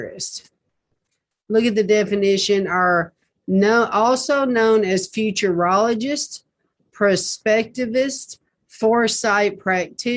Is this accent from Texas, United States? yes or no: no; Nashville, Tennessee, United States; I was born in Nashville